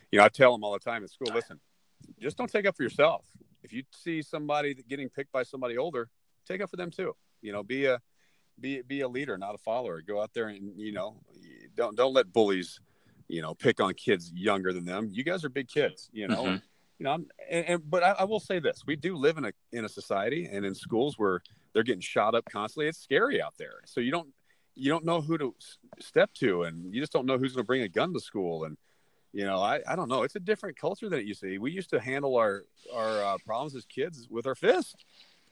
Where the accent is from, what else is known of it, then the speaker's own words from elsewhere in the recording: Texas, United States; now in Southern California, United States; growing up in Texas